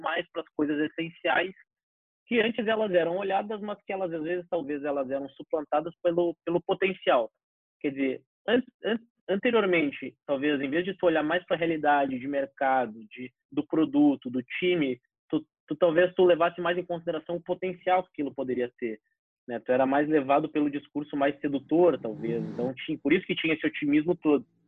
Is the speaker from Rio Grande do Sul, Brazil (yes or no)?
yes; Porto Alegre, Rio Grande do Sul, Brazil; sou nascido criado aqui em Porto Alegre